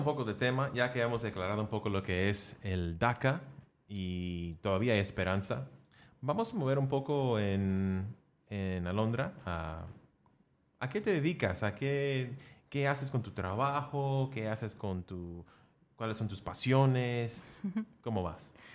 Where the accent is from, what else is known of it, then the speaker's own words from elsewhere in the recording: United States; yo soy gringo colombiano, nacido aquí en Estados Unidos